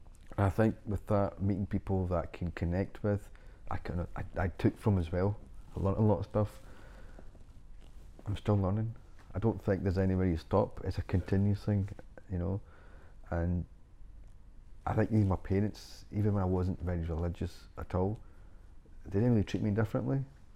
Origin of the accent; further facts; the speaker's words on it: Scotland, United Kingdom; Myself as well, I feel pretty much Scottish. My background's Pakistan, but I'm more Scottish.